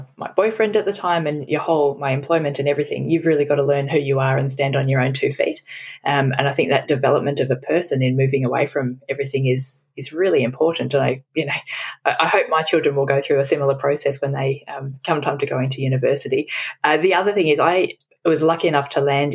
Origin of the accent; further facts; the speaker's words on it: Melbourne, Victoria, Australia; also born or lived in Brisbane, Australia / United Kingdom; I was born in Melbourne, Australia, which is where I live now